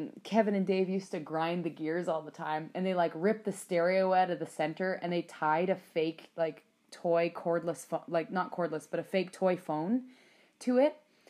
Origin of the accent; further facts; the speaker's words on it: Athabasca, Alberta, Canada; No, thank Christ. Otherwise, I never would have made it. I wouldn't be as Athabasca educated as I am now.